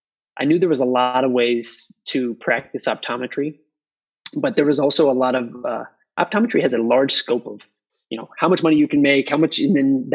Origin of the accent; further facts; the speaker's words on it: Iowa, United States; moved away as an adult; also born or lived in Houston, Texas; now in Dakota Dunes, United States; I was born and raised in Iowa.